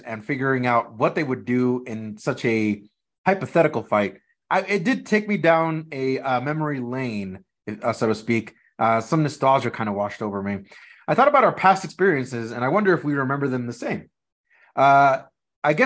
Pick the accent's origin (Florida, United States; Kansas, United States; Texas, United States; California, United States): California, United States; Los Angeles; we grew up in Los Angeles, California